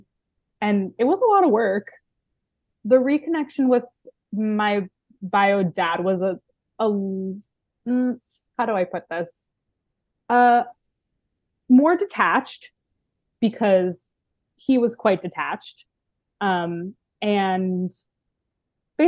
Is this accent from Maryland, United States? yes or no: yes; Baltimore, Maryland, United States; now in Los Angeles, United States; I grew up Jewish in Baltimore, Maryland